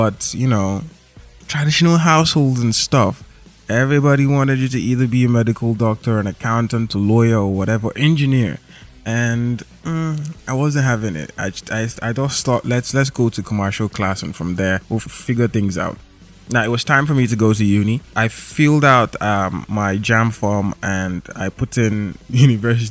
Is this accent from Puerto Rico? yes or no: no; Lagos, Nigeria; I grew up in Lagos